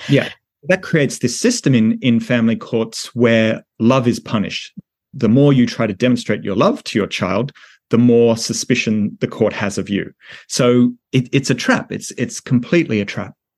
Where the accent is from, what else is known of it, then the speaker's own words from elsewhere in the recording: Australia; my home country of Australia